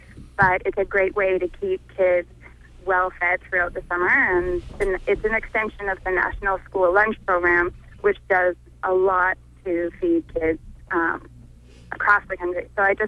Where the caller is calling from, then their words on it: Ellsworth, Maine, United States; I'm calling from Ellsworth and representing Healthy Acadia.